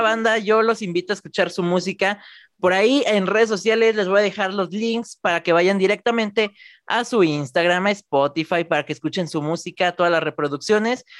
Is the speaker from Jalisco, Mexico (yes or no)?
yes; Guadalajara, Jalisco, Mexico; yo soy de Guadalajara, México